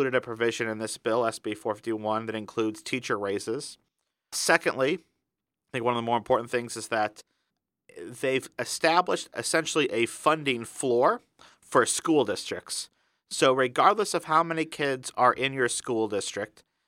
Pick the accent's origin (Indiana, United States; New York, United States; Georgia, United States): Indiana, United States; my home state of Indiana